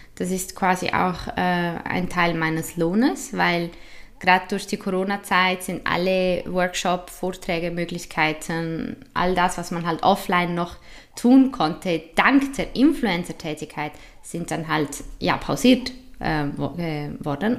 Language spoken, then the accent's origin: German; Switzerland; accent: typisch schweizerisch; Also ich habe ja italienische und spanische Wurzeln, aber in der Schweiz